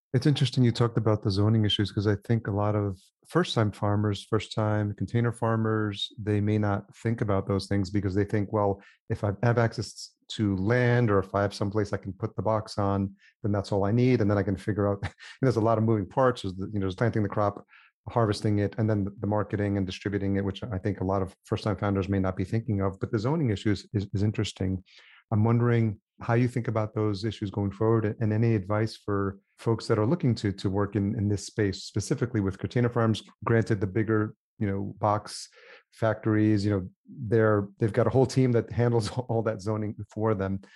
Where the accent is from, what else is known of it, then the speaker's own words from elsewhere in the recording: Yonkers, New York, United States; moved away; I grew up in Yonkers